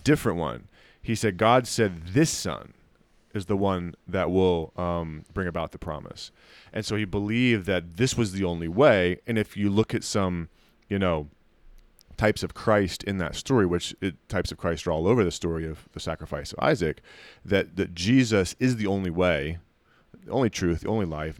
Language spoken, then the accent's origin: English; United States; you stand out as an American